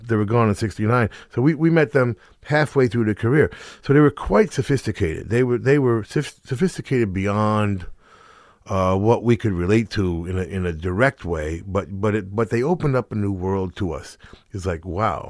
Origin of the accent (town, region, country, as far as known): Middletown, New Jersey, United States; born or raised there